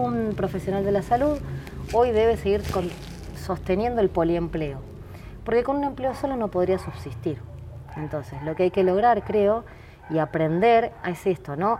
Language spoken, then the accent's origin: Spanish; Ramos Mejía, Buenos Aires Province, Argentina; also born or lived in Mataderos, Buenos Aires; yo nací en, Mataderos, pero me crié en Ramos Mejía, en Buenos Aires.